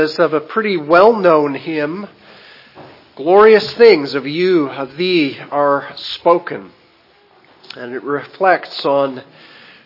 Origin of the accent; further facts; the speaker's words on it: Canada; moved away as an adult; also born or lived in South Dakota, United States; now in Haiti; I was born in Canada, and so as a natural-born Canadian, had a right to have a Canadian passport